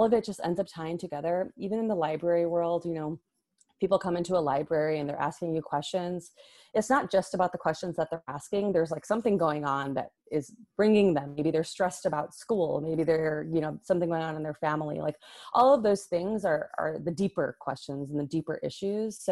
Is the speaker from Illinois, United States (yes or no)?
yes; Hoffman Estates, Illinois, United States; now in Los Angeles, United States; I grew up in the northwest suburbs in Hoffman Estates near Schaumburg.